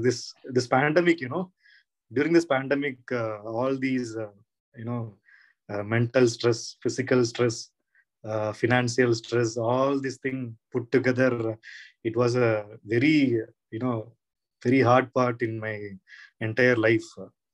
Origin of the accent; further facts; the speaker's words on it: Tamil Nadu, India; English is a second language; now in Karnataka, India; he came from, Karnataka to Tamil Nadu, but I came from Tamil Nadu to Karnataka, which I feel very close